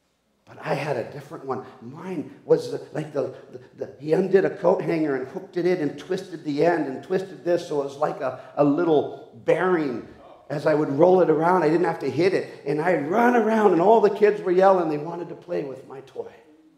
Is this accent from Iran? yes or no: no; Peru; The amount of toys I grew up with in South America, in the Amazon jungles as a missionary kid